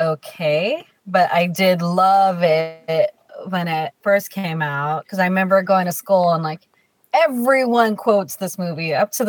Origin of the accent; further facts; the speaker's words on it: Diamond Bar, California, United States; I go from Diamond Bar.